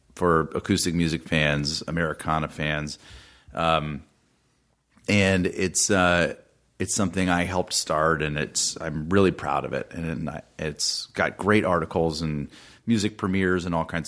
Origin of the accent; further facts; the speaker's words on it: Atlanta, Georgia, United States; I grew up in Atlanta, and my mom's family was in Nashville